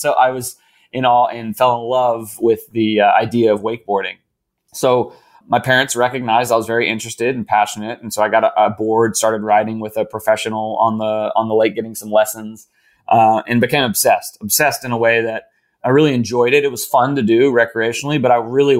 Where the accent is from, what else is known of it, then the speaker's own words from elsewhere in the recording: Raleigh, North Carolina, United States; Born and raised in Raleigh, North Carolina.